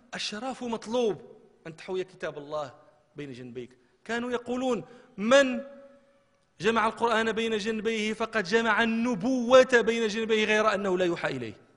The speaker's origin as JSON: {"language": "Arabic", "town": "Marrakesh", "region": "Marrakesh-Safi", "country": "Morocco", "said": "احنا كان عندنا في مراكش"}